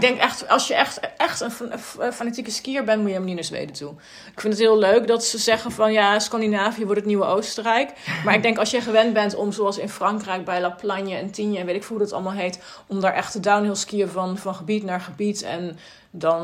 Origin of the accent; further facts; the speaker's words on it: Netherlands; moved away as an adult; now in Sweden; ik kom uit Nederland